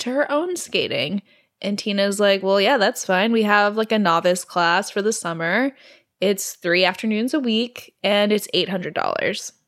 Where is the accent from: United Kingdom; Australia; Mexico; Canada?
Canada; I'm Canadian